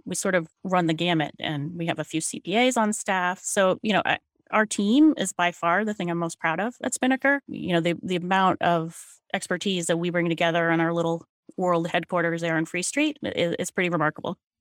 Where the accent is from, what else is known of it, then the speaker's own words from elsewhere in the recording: Falmouth, Maine, United States; I was born at Maine Medical Center, and my parents were both born in Maine, too. I grew up in Falmouth